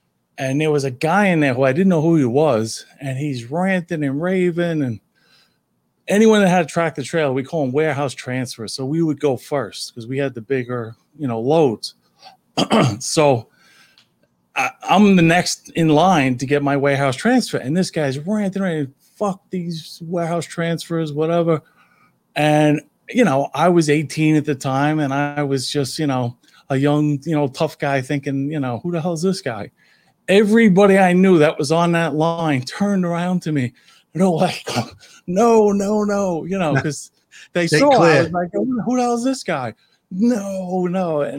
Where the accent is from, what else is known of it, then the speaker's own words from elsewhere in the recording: New York City, New York, United States; I grew up in Howard Beach